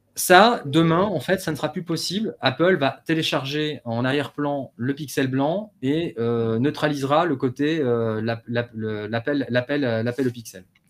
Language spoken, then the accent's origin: French; Paris, Île-de-France, France; je suis parisien